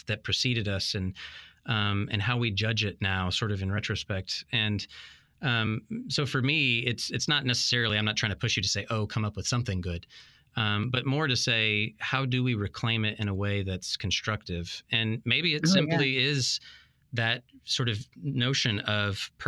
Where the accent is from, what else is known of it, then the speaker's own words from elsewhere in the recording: Texas, United States; I was born in Texas